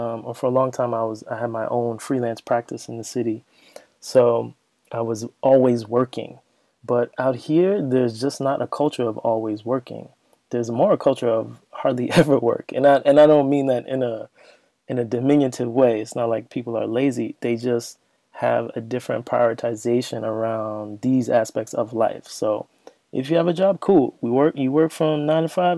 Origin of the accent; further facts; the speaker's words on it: Bergen County, New Jersey, United States; moved away as an adult; also born or lived in Princeton, New Jersey / New York City / Washington, D.C.; now in Amsterdam, Netherlands; I was born in Princeton, where my parents were at school. And I spent my childhood in Bergen County. That's basically a suburb of New York.